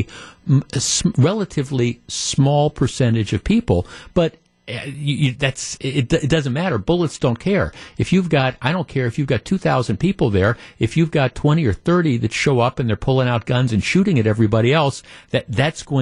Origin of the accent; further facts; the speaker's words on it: Glendale, Wisconsin, United States; I grew up in Glendale, Wisconsin.